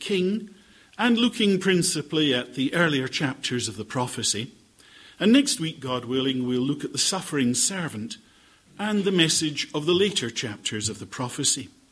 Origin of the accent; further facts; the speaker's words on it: Scotland, United Kingdom; I am Scottish.